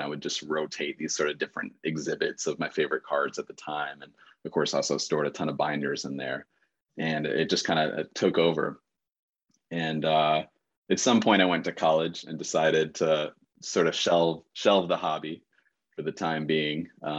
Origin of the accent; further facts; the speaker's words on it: New York, United States; I was already sort of an emerging New York Knicks fan, growing up in the New York area.